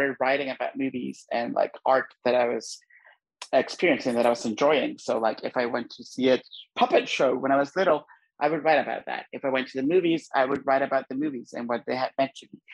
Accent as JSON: {"language": "English", "country": "Honduras", "tie": "born or raised there", "said": "I grew up in Honduras"}